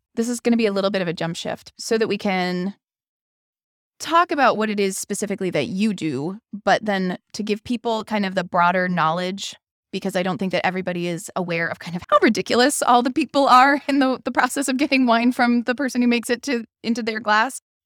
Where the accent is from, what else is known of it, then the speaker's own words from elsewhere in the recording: Pennsylvania, United States; also born or lived in Washington, D.C.; now in Madison, United States; I'm from Pennsylvania